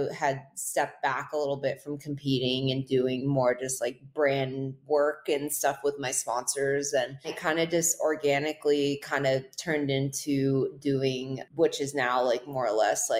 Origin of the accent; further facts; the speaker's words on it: North Shore, Hawaii, United States; I grew up in Hawaii on the North Shore